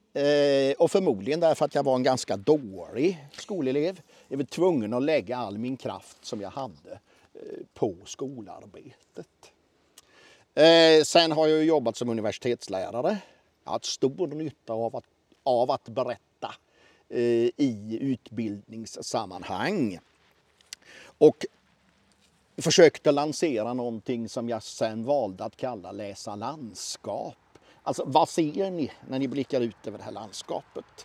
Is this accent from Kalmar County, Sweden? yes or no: yes; Oskarshamn, Kalmar County, Sweden; also born or lived in Mörlunda parish; Jag är född 1966 strax utanför Oskarshamn. Och Oskarshamn är en av de många hembygder som jag håller mig med